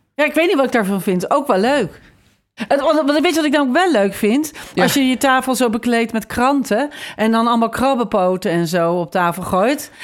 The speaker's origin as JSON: {"language": "Dutch", "town": "Haarlem", "region": "North Holland", "country": "Netherlands", "tie": "born or raised there", "also_born_or_lived": "The Hague", "said": "Wij woonden in Haarlem. Mijn middelbare schooltijd woonde ik daar"}